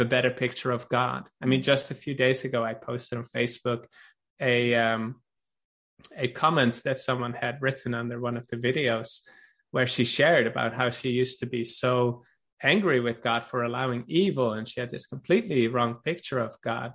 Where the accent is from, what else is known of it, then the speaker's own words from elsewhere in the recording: Netherlands; now in Norway; I am from Holland